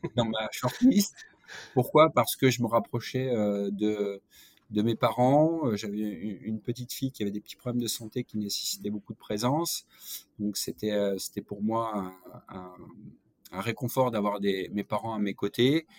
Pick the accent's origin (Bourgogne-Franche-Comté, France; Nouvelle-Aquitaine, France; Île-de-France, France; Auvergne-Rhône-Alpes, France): Bourgogne-Franche-Comté, France; Saône-et-Loire; also born or lived in Auch, Gers (birthplace, south-west France); mon père a été muté en Saône-et-Loire